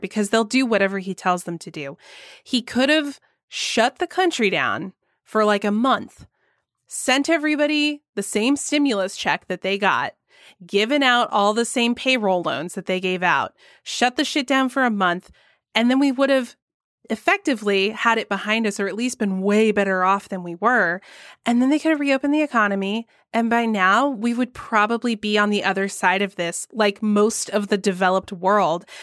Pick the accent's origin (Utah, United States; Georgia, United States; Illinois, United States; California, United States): Georgia, United States; my home state of Georgia